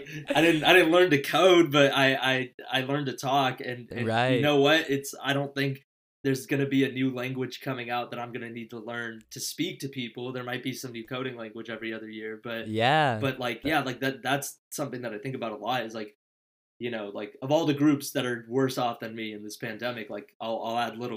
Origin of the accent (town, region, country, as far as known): Danville, California, United States